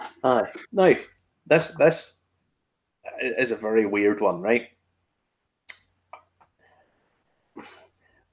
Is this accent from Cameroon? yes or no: no; Ballymena, Northern Ireland, United Kingdom; I'm from Ballymena